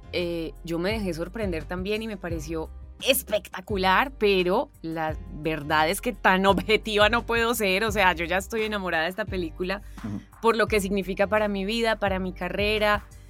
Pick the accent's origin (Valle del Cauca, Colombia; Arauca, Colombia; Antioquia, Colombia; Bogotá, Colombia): Antioquia, Colombia; Paisa; accent: paisa; also born or lived in Argentina